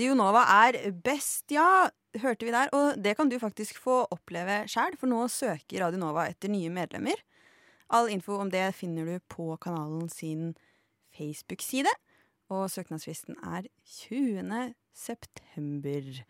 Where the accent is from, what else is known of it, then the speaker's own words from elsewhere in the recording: Lillehammer, Innlandet, Norway; moved away; da jeg var hjemme på Lillehammer